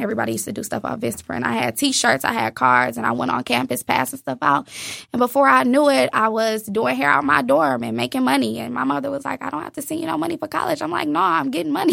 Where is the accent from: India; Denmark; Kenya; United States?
United States; Inkster, Michigan; I was born in Inkster, Michigan